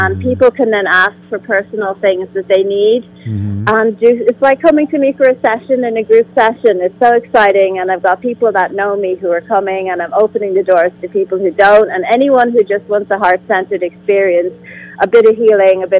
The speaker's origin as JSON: {"language": "English", "country": "Ireland", "said": "I'm from Ireland"}